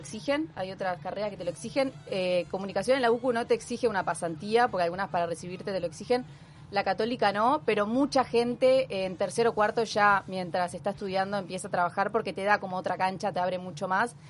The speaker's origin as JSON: {"language": "Spanish", "town": "Punta del Este", "region": "Maldonado", "country": "Uruguay", "tie": "born or raised there", "also_born_or_lived": "Montevideo", "said": "yo nací en Montevideo, eh, pero cuando tenía dos, tres meses, mi familia se decidió venirse a vivir a Punta del Este. O sea que me crié y formé casi la, o sea, toda mi vida acá"}